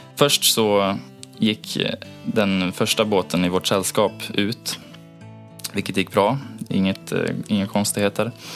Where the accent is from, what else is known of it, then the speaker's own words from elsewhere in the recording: Gothenburg, Västra Götaland, Sweden; also born or lived in Onsala, Kungsbacka; Jag kommer från Göteborg ursprungligen